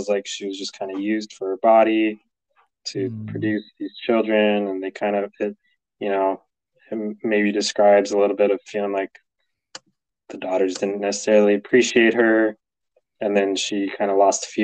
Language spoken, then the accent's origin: English; California, United States; I'm from California